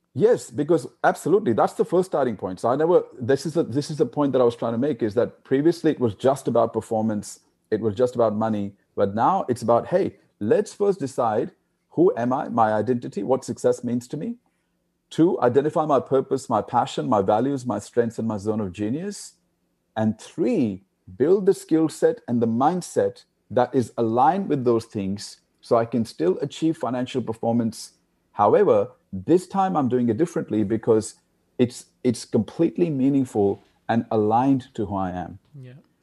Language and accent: English; India; I was born in India. as you know, India is a, is a poor country, and there's a lot of poor people there.